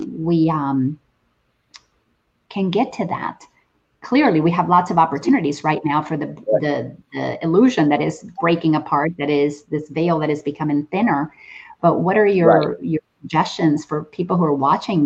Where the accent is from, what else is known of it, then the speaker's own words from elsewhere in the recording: Dominican Republic; now in United States; I grew up in the Dominican Republic, and my family had cattle and farms